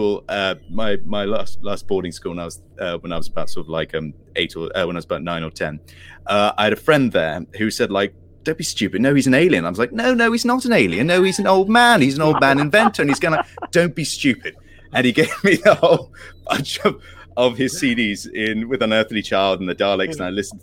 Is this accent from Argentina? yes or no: no; Isle of Wight, South East England, United Kingdom; when I was a child, I was growing up in Isle of Wight